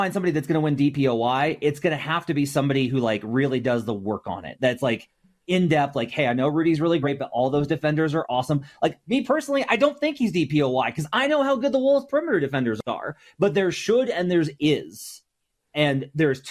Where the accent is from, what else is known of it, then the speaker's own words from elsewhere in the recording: Arkansas, United States; I'm from Arkansas, woo pig.